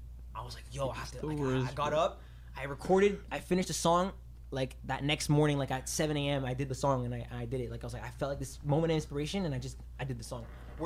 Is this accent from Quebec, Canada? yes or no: yes; Montreal, Quebec, Canada; also born or lived in Rosemère; I was more plateau. I was a Mile End kid